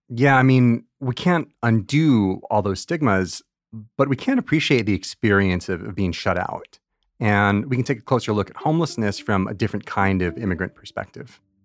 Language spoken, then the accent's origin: English; Orange County, California, United States; The Orange County towns that I knew, especially in the 80s